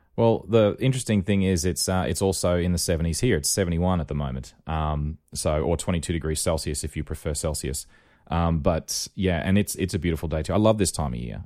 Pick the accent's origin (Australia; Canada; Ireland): Australia; Rockhampton, Queensland; when I was growing up in Rockhampton